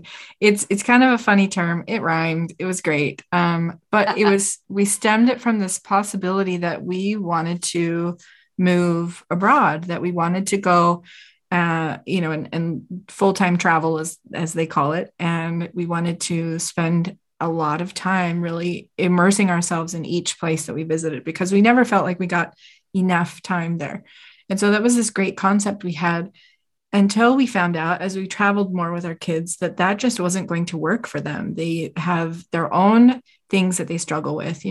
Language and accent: English; Utah, United States; We're from Utah. We live in a gorgeous state